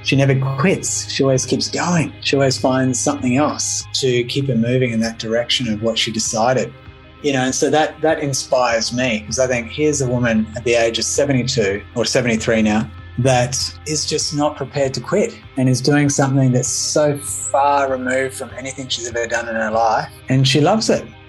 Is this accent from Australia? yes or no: yes; Melbourne, Victoria, Australia; moved away as an adult; also born or lived in Sydney / Brisbane; my hometown in Melbourne, Australia.